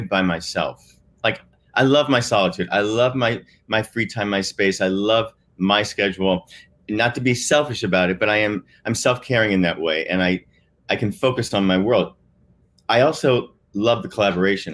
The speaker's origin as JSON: {"language": "English", "region": "Midwest", "country": "United States", "said": "I'm a boy from the Midwest"}